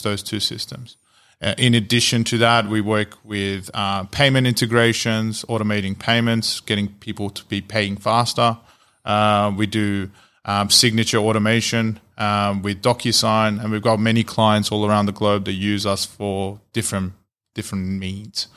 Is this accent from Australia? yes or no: yes; Australia; moved away as an adult; now in United States; I'm Australian, so I'm an Australian entrepreneur that's moved to the US